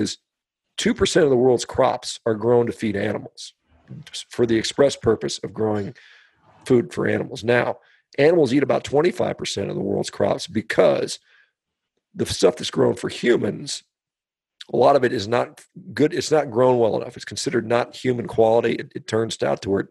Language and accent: English; United States; as an American